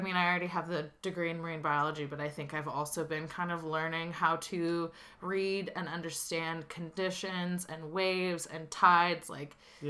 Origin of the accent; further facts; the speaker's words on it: Santa Cruz, California, United States; What's wild is I feel like there are so many people who come in during summertime, and to them, Santa Cruz is, like, this beach paradise.